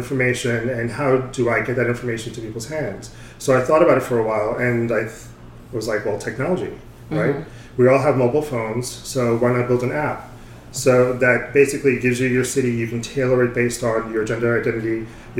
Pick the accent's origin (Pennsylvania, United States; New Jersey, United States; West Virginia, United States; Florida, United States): New Jersey, United States; moved away as an adult; also born or lived in California; now in New York, United States; I was born in New York, grew up mostly in New Jersey